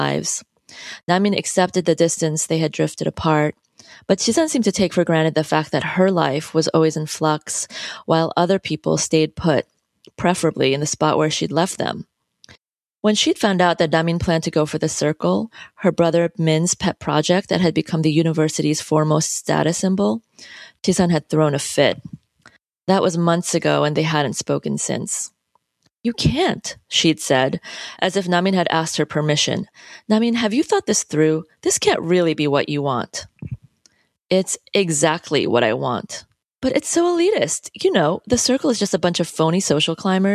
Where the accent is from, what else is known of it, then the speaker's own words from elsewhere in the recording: United States; also born or lived in South Korea; I'm Korean American, I consider myself to be bicultural